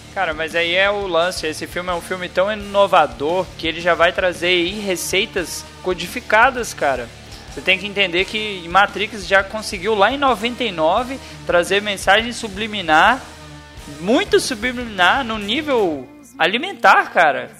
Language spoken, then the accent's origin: Portuguese; Brasília, Federal District, Brazil; now in Goiás, Brazil; eu sou filho de cearense, eu moro no Goiás, mas eu nasci em Brasília